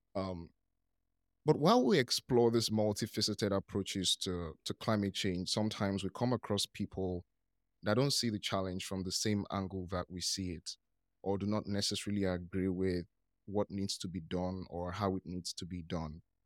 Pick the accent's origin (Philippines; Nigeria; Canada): Nigeria; I'm from Nigeria